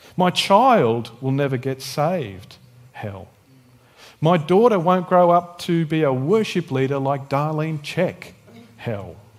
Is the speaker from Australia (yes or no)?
yes; Tasmania, Australia; moved away; also born or lived in Canberra; I was born in Tassie